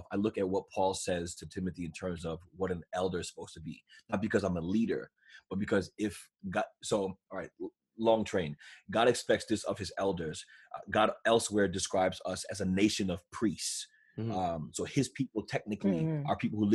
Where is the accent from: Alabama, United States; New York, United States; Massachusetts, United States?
New York, United States; I'm from New York